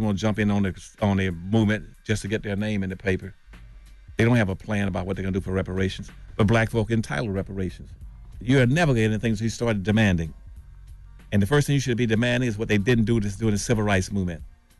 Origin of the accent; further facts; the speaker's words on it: Winston-Salem, North Carolina, United States; I grew up in Winston-Salem, North Carolina. Let me use that as an example. Mm-hmm. I grew up in Winston-Salem, North Carolina.